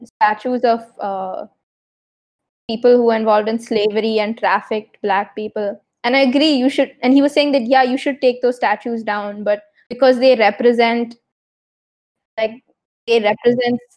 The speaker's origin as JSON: {"language": "English", "country": "India", "said": "we're Indian."}